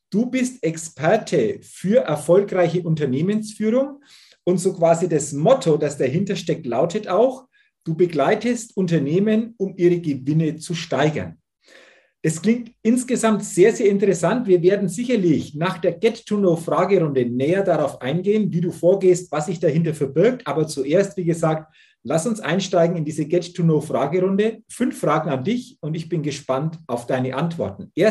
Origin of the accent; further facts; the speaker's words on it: Southern Germany, Germany; Aber du siehst mir es nach, als, als Süddeutscher